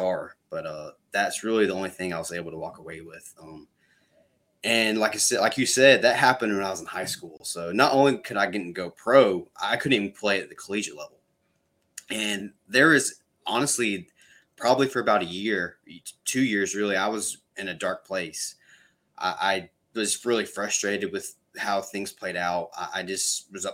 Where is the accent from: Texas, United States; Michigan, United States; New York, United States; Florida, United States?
Florida, United States; Panama City Beach; I'm from Panama City Beach, Florida